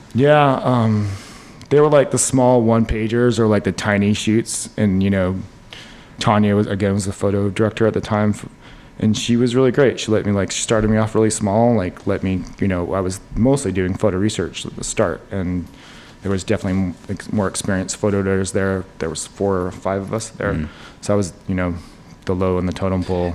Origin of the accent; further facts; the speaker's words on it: Salt Lake City, Utah, United States; moved away as an adult; now in New York City, United States; I grew up in Salt Lake City, Utah. Uh, to two New York City um, parents, and we moved out to Utah in like the early '80s because of my dad's job